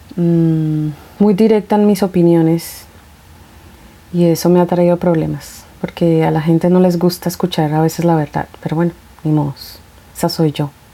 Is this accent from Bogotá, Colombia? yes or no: yes; Bogotá, Colombia; soy de Colombia y pienso que mi país físicamente es hermoso, que tiene muchas cosas bellas como su fauna y flora. Soy de la capital y la verdad me gusta el clima de Bogotá